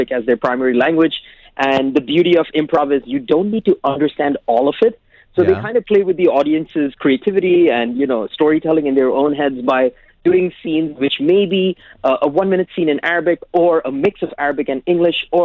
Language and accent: English; United Arab Emirates; I'm from Sri Lanka, but I've born and brought up in the UAE.